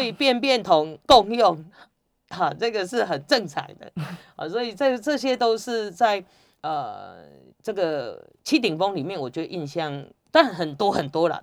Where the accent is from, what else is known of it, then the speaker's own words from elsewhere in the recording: Taiwan; 我们台湾人